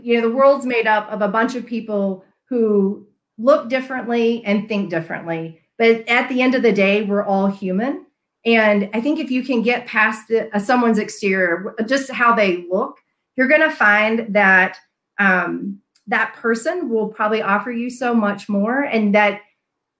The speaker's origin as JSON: {"language": "English", "town": "Memphis", "region": "Tennessee", "country": "United States", "tie": "born or raised there", "also_born_or_lived": "North Carolina", "moved": "as an adult", "lives_now": "Colorado, United States", "said": "I am a Southern gal myself. I was born and raised in Memphis, Tennessee"}